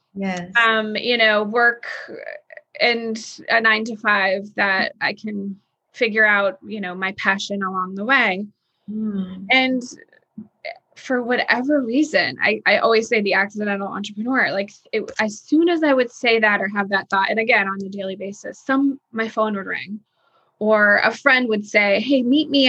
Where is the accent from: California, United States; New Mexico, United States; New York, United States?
New York, United States; also born or lived in Texas; now in Nashville, United States; being a New Yorker from New York